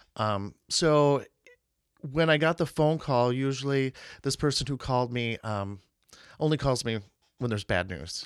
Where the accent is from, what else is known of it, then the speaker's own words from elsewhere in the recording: Marshfield, Wisconsin, United States; also born or lived in New York; I was raised in Marshfield. Uh, I went to high school there